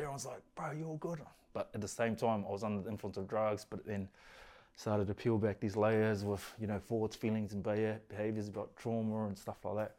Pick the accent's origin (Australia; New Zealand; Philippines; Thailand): New Zealand; Auckland; Grew up in East Auckland, Glenlinnas